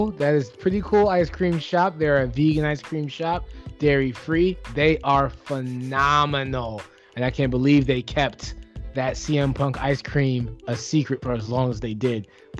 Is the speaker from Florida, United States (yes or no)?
no; Chicago, Illinois, United States; here in my hometown of Chicago, Illinois, the Windy City